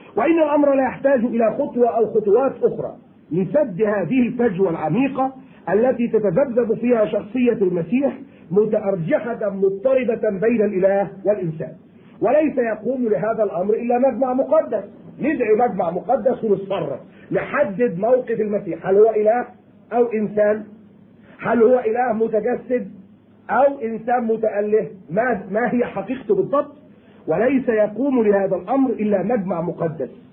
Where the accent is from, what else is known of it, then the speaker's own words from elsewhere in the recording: Egypt; عندنا في مصر